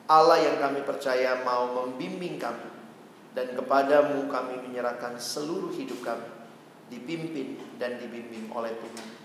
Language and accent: Indonesian; Bandung, West Java, Indonesia; born there; saya tidak kebetulan lahir di Indonesia, itu providential call. Tidak kebetulan saya di Bandung.